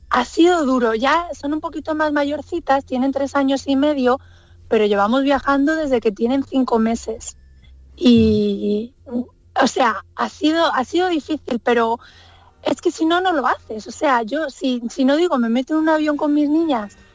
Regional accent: Andalusia, Spain; yo ya voy aterrizando por el aeropuerto de Málaga, veo mi tierra, me encanta ver los pueblecitos blancos

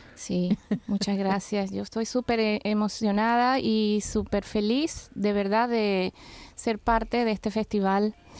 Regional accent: Ciudad Bolívar, Bolívar, Venezuela; nací en Ciudad Bolívar

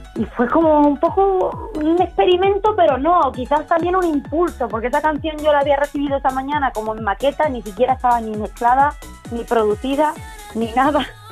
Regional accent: Málaga, Andalusia, Spain; los conciertos por mi tierra, por Málaga

